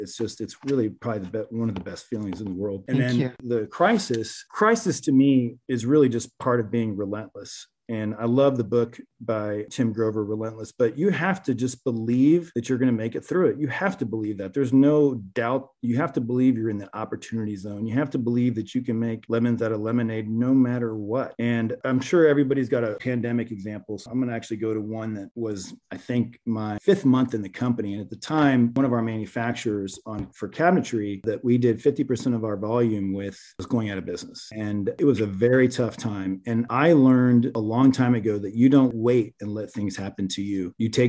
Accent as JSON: {"language": "English", "country": "Venezuela", "lives_now": "United States", "said": "Growing up, I'm originally from Venezuela. I became naturalized at 16 years old."}